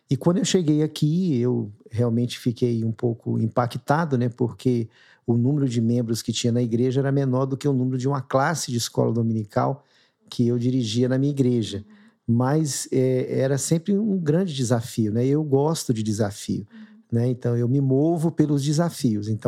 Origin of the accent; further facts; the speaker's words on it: Minas Gerais, Brazil; now in São Paulo, Brazil; a gente chegou aqui, né? Foi primeiro um pouco assustador, porque a gente veio de Minas, a família toda